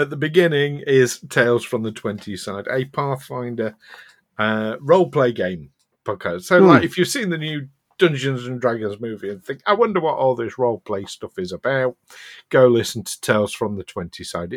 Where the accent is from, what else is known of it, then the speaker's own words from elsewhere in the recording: Yorkshire and the Humber, United Kingdom; I'm from South Yorkshire here in England.